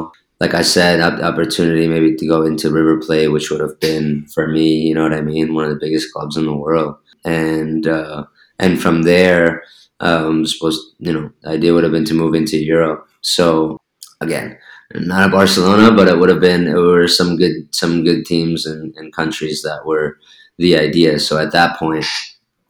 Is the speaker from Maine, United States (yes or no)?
no; New Jersey, United States; moved away as an adult; also born or lived in Argentina / Germany; now in Spain; growing up in Jersey